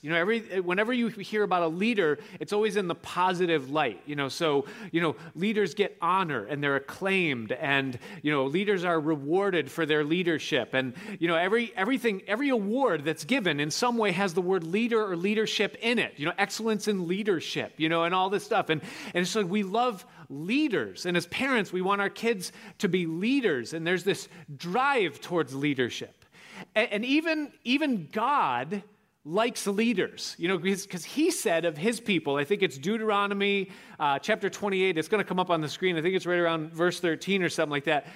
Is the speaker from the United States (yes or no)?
yes; Rochester, New York, United States; I was growing up outside of Rochester, New York